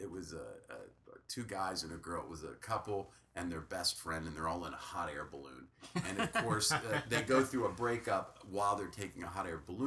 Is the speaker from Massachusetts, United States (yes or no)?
no; the Midwest, Ohio, United States; now in Texas, United States; being in a basement in the Midwest reminds me of home, because I grew up in the Midwest.